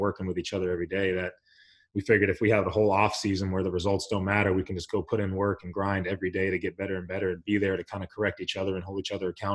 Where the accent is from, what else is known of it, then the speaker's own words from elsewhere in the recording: El Cajon, California, United States; also born or lived in Pittsburgh; I'm from El Cajon, California, little small valley in San Diego